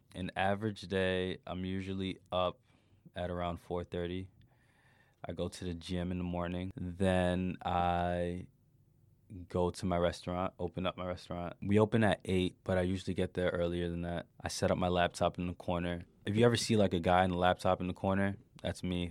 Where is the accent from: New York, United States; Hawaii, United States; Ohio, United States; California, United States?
New York, United States; moved away; as a kid growing up in New York